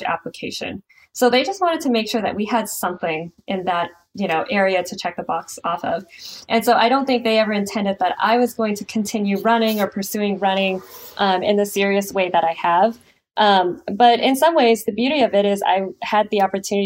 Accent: San Lorenzo, California, United States; also born or lived in San Diego; I grew up in San Leandro, San Lorenzo to be specific, and that's on the East Bay.

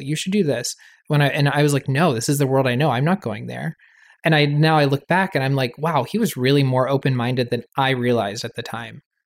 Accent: Raleigh, North Carolina, United States; moved away as an adult; also born or lived in New York; growing up in North Carolina, in a Southern Baptist community

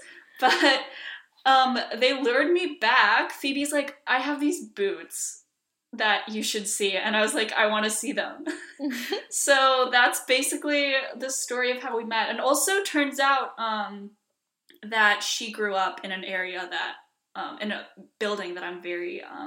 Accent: Iceland; also born or lived in Washington, D.C., United States; I am half Icelandic, half Chinese. I grew up in Iceland for the most part, but also grew up moving back and forth to Washington, D.C., so that explains this heinous accent.

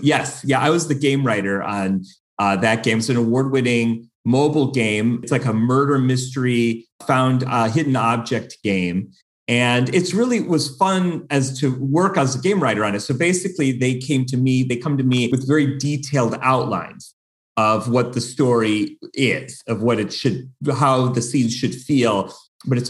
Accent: Buffalo, New York, United States; now in Los Angeles, United States; I grew up in Buffalo, New York, and we are known for snow

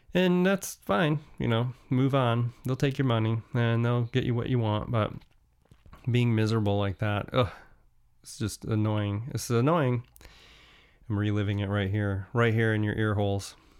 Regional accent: United States; as an American

